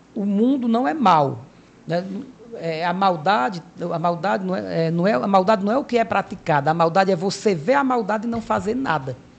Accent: Cariri, Ceará, Brazil; moved away as an adult; also born or lived in Fortaleza; eu nasci né, aqui no Cariri, né, um dos grandes polos religiosos

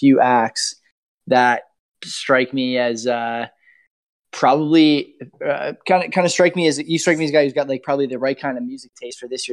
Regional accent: Hamilton, Ontario, Canada; I'm from Hamilton, so it's like a mid-major city

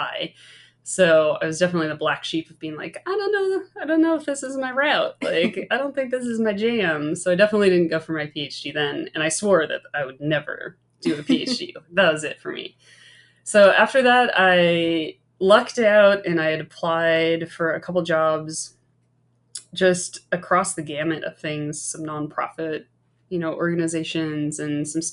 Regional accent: Midwest, United States; moved away as an adult; also born or lived in Hawaii / Oregon; I grew up in the Midwest

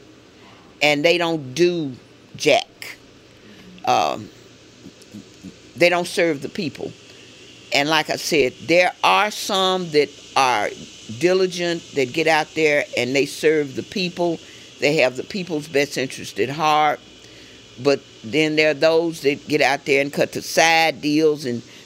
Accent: Memphis, Tennessee, United States; I grew up on Carnes Avenue

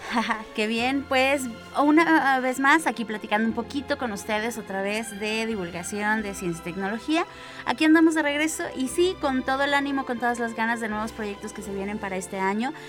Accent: San Luis Potosí, Mexico; como potosinos

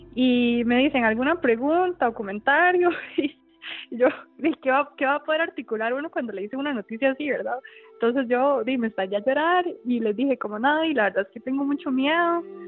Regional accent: Tibás, San José, Costa Rica; soy de Tibás, fui a Levi's, a la clínica de Tibás

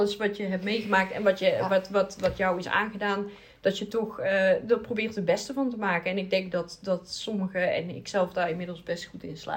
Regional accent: Brazil; ik kom natuurlijk uit Brazilië.

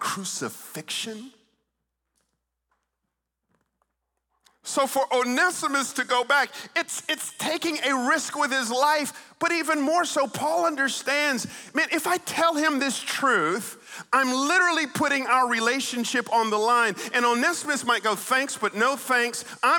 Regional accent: Atlanta, Georgia, United States; also born or lived in Stone Mountain, Georgia; I grew up in Atlanta, Georgia

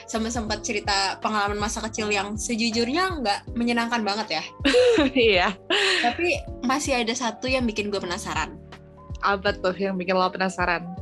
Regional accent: Surakarta, Central Java, Indonesia; balik ke Solo kan kebetulan kampung aku di Solo kan ya

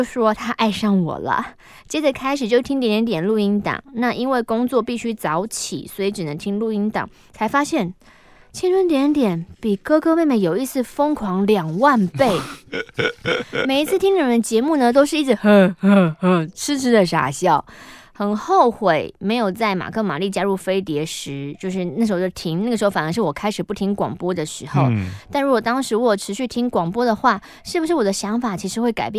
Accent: southern Taiwan, Taiwan; 是因为我是南部人，思想比较落后吗？

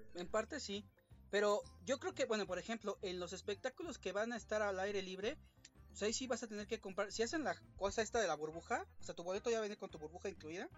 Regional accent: Mexico; como público mexicano

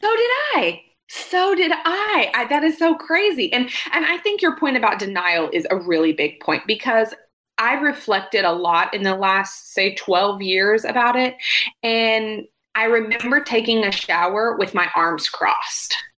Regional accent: Quanah, Texas, United States; moved away as an adult; also born or lived in Oklahoma City, Oklahoma; now in Denton, United States; I'm from Quanah, Texas, which is a tiny town in West Texas

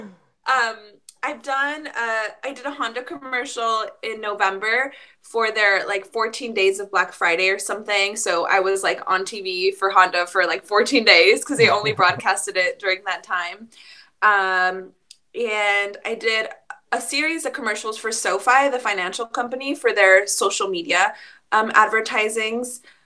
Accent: Mexico; moved away; we are immigrants from Mexico

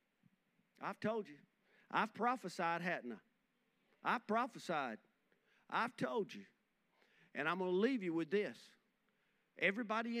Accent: Rockingham, North Carolina, United States; growing up in Boy Scouts. We used to, Rohan and Junior High in Rockingham

